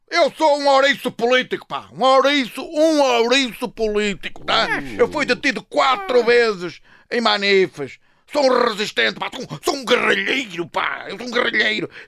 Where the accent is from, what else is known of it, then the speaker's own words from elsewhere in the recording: North, Portugal; Talvez saia um, um aviãozinho, que eu sou